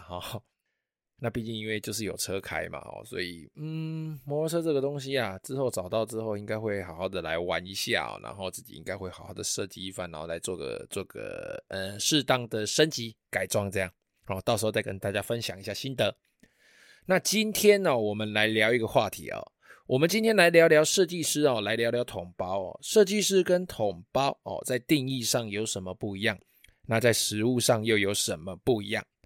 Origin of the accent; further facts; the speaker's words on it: Taiwan; 我们台湾人